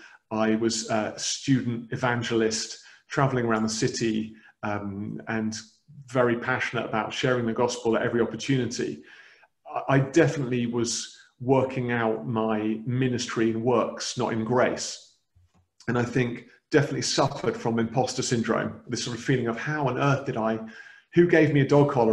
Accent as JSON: {"language": "English", "town": "Cambridge", "region": "East of England", "country": "United Kingdom", "tie": "born or raised there", "also_born_or_lived": "Huntingdonshire", "said": "But I was born in Cambridge. Count myself very much as an English person, but have a strong Dutch heritage."}